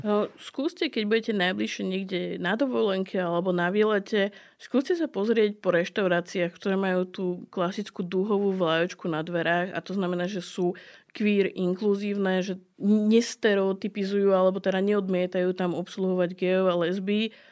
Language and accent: Slovak; Slovakia; Lebo som Slovenka uh-huh. a, a žijem tu a milujem svoju krajinu, milujem svoju rodinu, ktorá tu žije. Vyrastala som v tejto kultúre